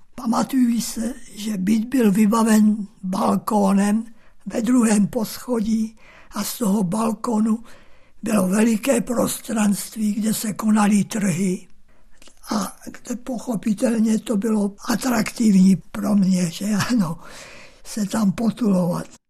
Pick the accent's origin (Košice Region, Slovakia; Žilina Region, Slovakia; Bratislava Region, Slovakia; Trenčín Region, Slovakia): Košice Region, Slovakia; Sečovce; Narodil jsem se v Sečovcích na Slovensku